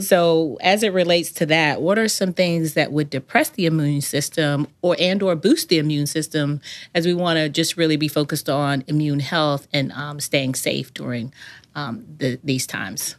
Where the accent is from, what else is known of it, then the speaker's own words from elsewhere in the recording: the South, United States; I grew up in the South